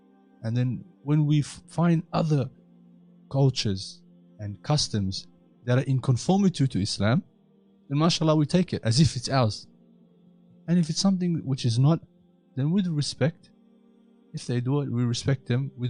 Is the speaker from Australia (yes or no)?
yes; Australia; growing up in Australia, I don't find it difficult to say that I'm an Australian Muslim.